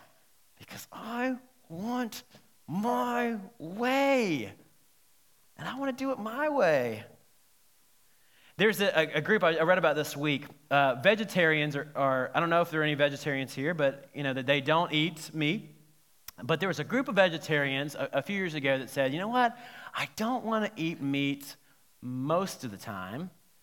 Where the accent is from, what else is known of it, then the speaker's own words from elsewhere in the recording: South Carolina, United States; I grew up in South Carolina my teen years, and I was asked to be in a commercial.